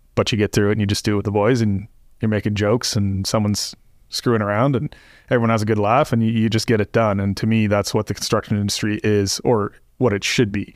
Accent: Canada; moved away; I'm from Canada originally

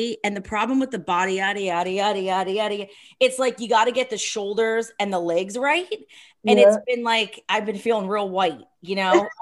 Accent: Summit Hill, Pennsylvania, United States; I grew up in Summit Hill, Pennsylvania

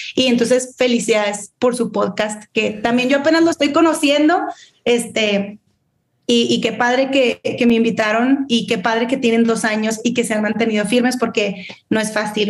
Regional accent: Monterrey, Nuevo León, Mexico; Siempre he vivido aquí en Monterrey, excepto eh, un verano que estuve allá en, California

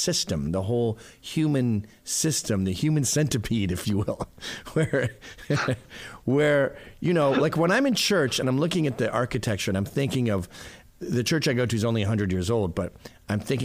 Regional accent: Canada; now in United States; I'm Canadian

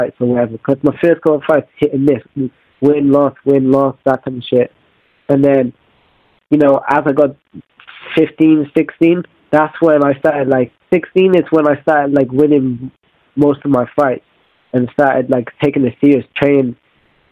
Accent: Wales, United Kingdom; I'm a kid from Wales, and back in the day, being in Wales, I'm moving around a lot, going to new schools

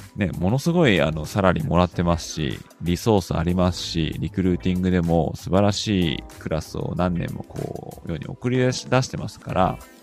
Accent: Kanto, Japan; 日本の出身は関東なんですけどね

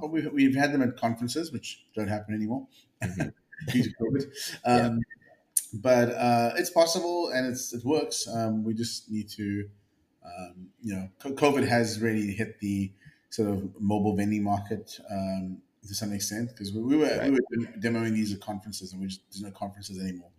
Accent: South Africa; moved away as an adult; also born or lived in Bay Area, California; now in California, United States; I'm a South African born entrepreneur

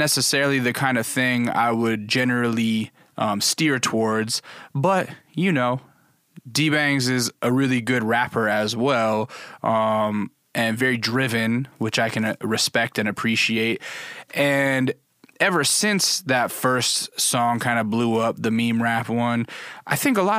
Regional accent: Alaska, United States; Yeah, I grew up in Alaska.

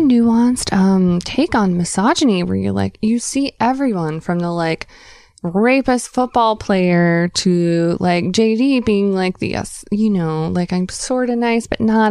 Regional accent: the South, United States; moved away; we're from the South

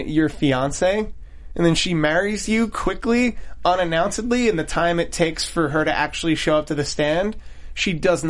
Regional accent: Philadelphia, Pennsylvania, United States; Speaking as a Philadelphian

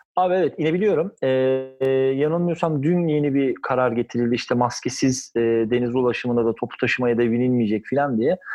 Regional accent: Kınalıada, Istanbul, Turkey; benim de bütün çocukluğum yayamın evinde Kınalı'da geçti

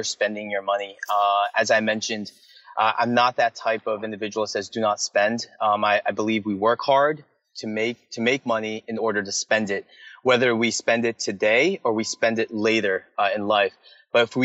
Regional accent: United States; people who look at me as an American

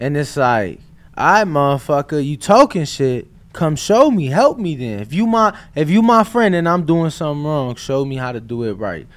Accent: Chicago, Illinois, United States; I'm from Chicago, huge White Sox fan, Southside

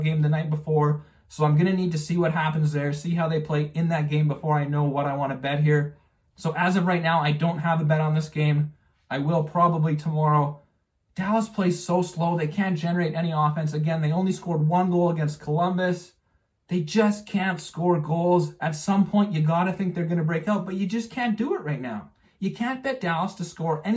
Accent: Calgary, Alberta, Canada; I grew up in Calgary

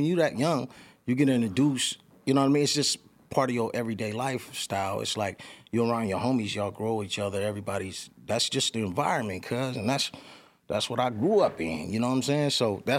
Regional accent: Los Angeles, California, United States; also born or lived in San Bernardino; I was in East L.A. Grew up over there, East L.A., boom, boom, and then we mov

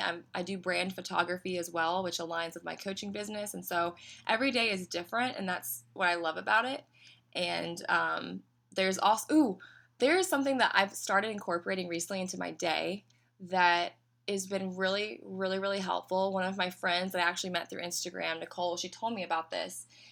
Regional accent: Knoxville, Tennessee, United States; moved away as an adult; now in Orlando, United States; I am from Knoxville, Tennessee originally, and, um, so some people say they can hear it in my accent

